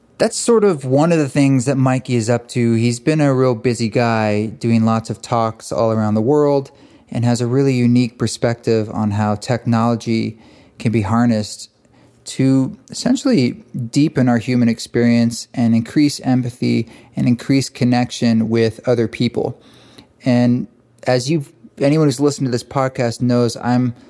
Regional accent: Boulder, Utah, United States; we've got the East Forest Retreat in Southern Utah, in Boulder, Utah, which is my hometown.

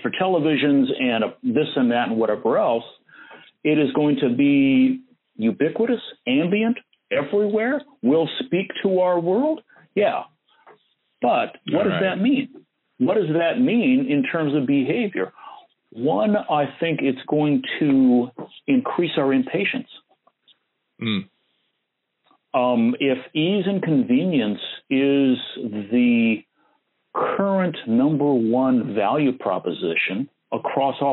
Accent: Fort Wayne, Indiana, United States; accent: flat Midwestern; Now, I grew up in the Midwest, Fort Wayne, Indiana. So I speak what some people would call Cincinnati TV announcer. I have that flat Midwestern

